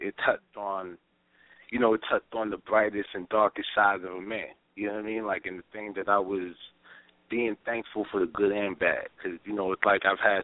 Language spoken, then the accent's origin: English; New York, United States; I'm from New York